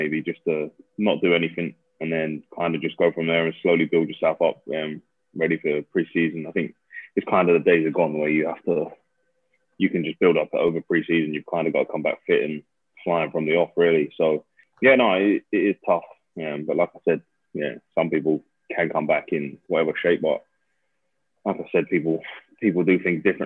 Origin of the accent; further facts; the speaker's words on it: Coventry, West Midlands, United Kingdom; moved away as an adult; also born or lived in Battersea, London; now in Surrey, United Kingdom; I'm from Coventry, yeah. So I grew up in Coventry.